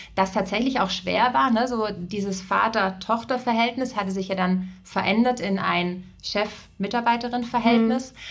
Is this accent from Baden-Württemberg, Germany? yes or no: yes; Ravensburg, Baden-Württemberg, Germany; moved away as an adult; also born or lived in Berlin; Ich komme aus Süddeutschland, äh, bin in ein Familienunternehmen hineingeboren worden. Wir haben äh, Mode- und Sporthäuser in Ravensburg